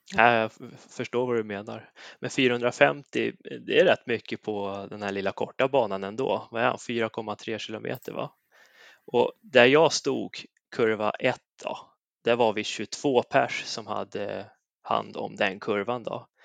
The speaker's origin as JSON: {"language": "Swedish", "town": "Säffle", "region": "Värmland", "country": "Sweden", "said": "där jag kommer ifrån, Säffle, hemmaföreningen Säffle Motorklubb"}